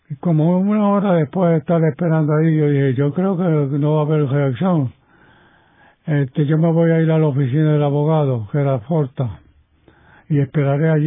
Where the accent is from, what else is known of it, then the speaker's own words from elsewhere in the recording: Puerto Rico; Nosotros somos puertorriqueños y somos latinos.